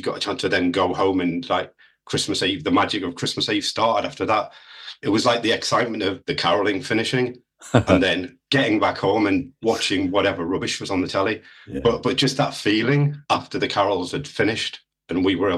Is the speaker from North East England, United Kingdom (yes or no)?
yes; the Northeast, North East England, United Kingdom; when I was growing up in the Northeast, I lived in a mining town